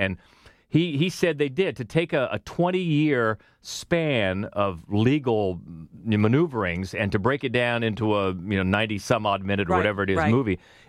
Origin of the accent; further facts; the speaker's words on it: Cambridge, Ohio, United States; now in Columbus, United States; I grew up in Cambridge, Ohio